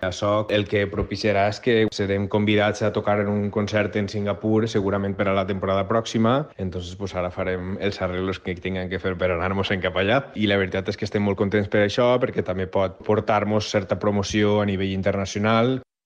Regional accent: Alzira, Valencian Community, Spain; moved away as an adult; now in Houston, United States; jo que sóc del Cira

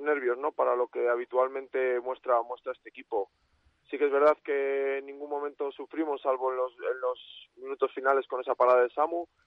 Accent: Valladolid, Castile and León, Spain; Yo como vallisoletano

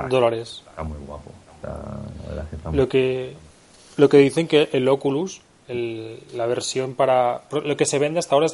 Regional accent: Camariñas, Galicia, Spain; ¿Tú te imaginas jugar por Alicante o por Sax o por, yo que sé, o por Camariñas, que es mi pueblo, mm.

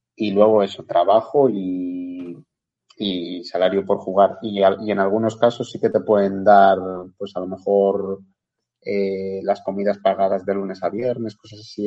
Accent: Cubillos del Sil, Castile and León, Spain; moved away as an adult; also born or lived in Gijón, Asturias / Iceland; nací en Cubillos del Sil, que es un pueblecito que está al lado de la ciudad de Ponferrada, en la comarca del Bierzo

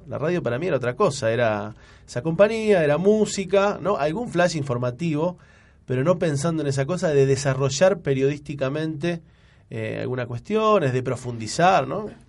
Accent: San Lorenzo, Santa Fe, Argentina; moved away as an adult; now in Rosario, Argentina; Yo soy de San Lorenzo

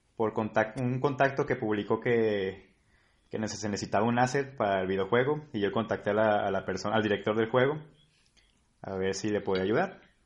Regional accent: Colima, Mexico; soy de Colima

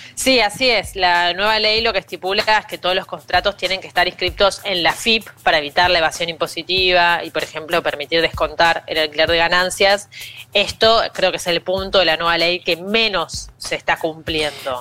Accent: Argentina; now in Buenos Aires, Argentina; nuestro país

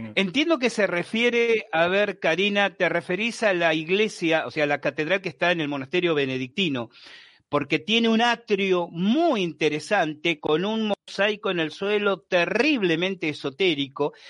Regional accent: Buenos Aires, Argentina; Yo soy porteño, nací en Buenos Aires, obviamente se esa edad vivía en Buenos Aires

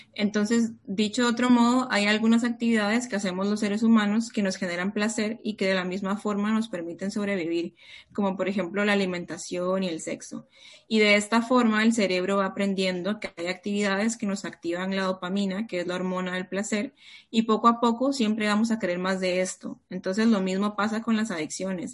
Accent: Costa Rica; moved away as an adult; also born or lived in Peru; now in Barcelona, Spain; yo nací en Perú, pero he crecido toda mi vida en Costa Rica

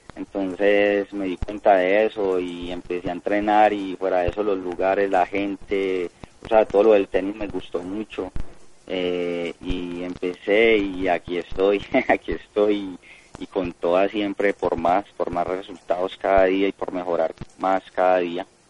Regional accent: Colombia; A Colombia regreso hoy porque tengo torneo este fin de semana a partir del jueves allá en mi país

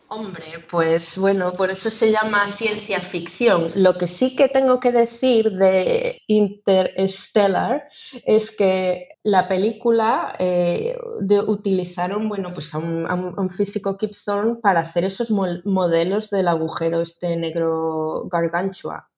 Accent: Ourense, Galicia, Spain; yo que soy de Orense

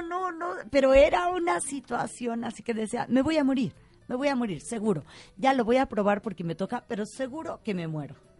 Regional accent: Mexico

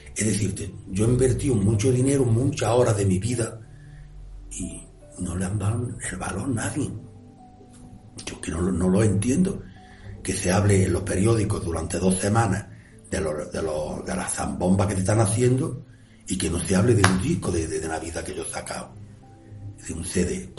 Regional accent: Granada, Andalusia, Spain; el Sacromonte es muy fuerte para mí, porque haber nacido en un barrio

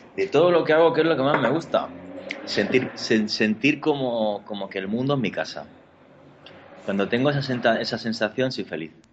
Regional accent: Granada, Andalusia, Spain; Granada, que es mi tierra

